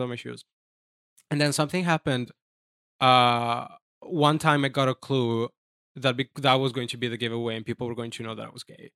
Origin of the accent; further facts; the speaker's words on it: Jesolo, Veneto, Italy; English is a second language; moved away as an adult; now in New York City, United States; I'm from Italy. I'm from a small town, uh, called Jesulo